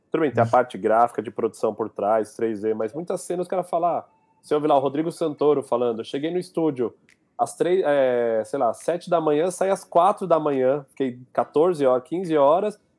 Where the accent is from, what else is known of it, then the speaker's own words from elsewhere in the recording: Piauí, Brazil; cara, eu sou do Piauí, tem muita coisa que a gente não conhece